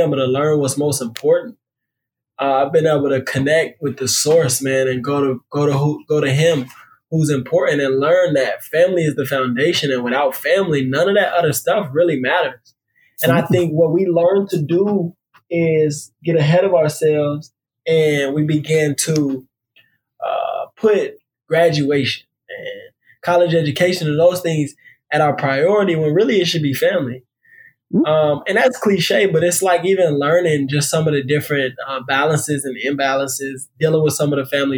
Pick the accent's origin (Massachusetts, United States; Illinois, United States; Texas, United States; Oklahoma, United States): Texas, United States; DeSoto; also born or lived in Seattle, Washington / Washington, D.C.; I have the city in Dallas, which I grew up in, called DeSoto.